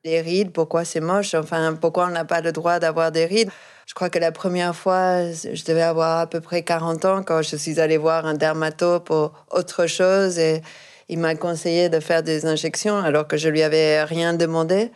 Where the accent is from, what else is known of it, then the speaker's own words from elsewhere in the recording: Argentina; moved away; je viens d'Argentine